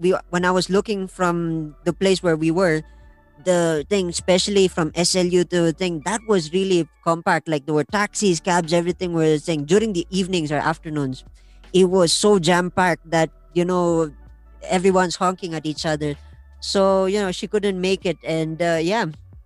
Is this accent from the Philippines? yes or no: yes; La Trinidad, Cordillera Administrative Region, Philippines; I'm from La Trinidad